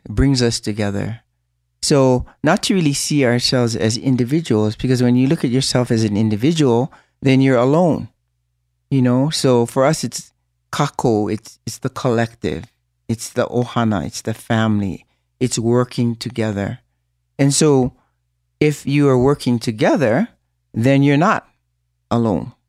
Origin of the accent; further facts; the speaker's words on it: Hawaii, United States; our language and our, our own beliefs as a Hawaiian people